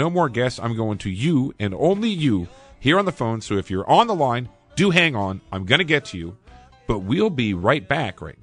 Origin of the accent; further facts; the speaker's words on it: East Aurora, New York, United States; I grew up in the East Aurora area. I went to school at Iroquois, Orchard Park, Hamburg